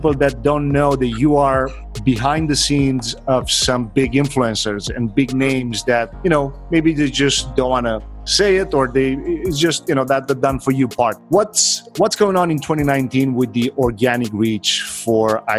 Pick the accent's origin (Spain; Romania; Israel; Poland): Romania; now in United States; I'm originally from Romania